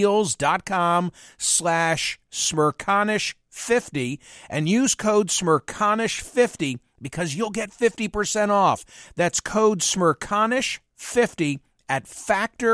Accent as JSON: {"language": "English", "town": "Philadelphia", "region": "Pennsylvania", "country": "United States", "tie": "born or raised there", "said": "my hometown of Philadelphia"}